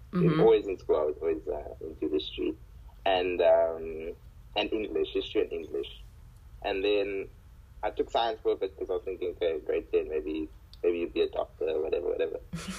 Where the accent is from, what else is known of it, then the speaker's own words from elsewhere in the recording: Gqeberha, Eastern Cape, South Africa; I'm from Kebeha.